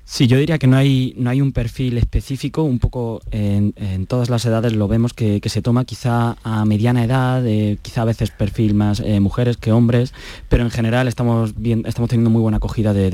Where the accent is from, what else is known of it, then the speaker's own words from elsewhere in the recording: Granada, Andalusia, Spain; Sí, eh, yo soy de aquí de Granada.